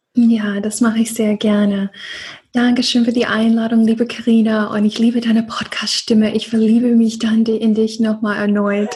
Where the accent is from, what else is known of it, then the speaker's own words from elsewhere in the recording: Deep South, United States; now in Germany; im Süden, wo ich aufgewachsen bin, im tiefen Süden